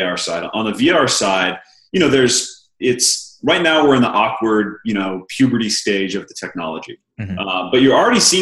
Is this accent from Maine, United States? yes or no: yes; Maine, United States; moved away; also born or lived in Los Angeles; I grew up in small town Maine, one stoplight and a gas station.